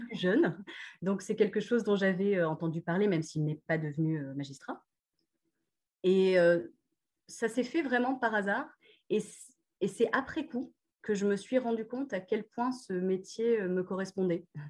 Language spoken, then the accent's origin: French; Réunion; moved away as an adult; also born or lived in Lens, France / Australia; alors donc j'ai grandi à La Réunion jusqu'à 18 euh, ans. En fait, je suis née à Lens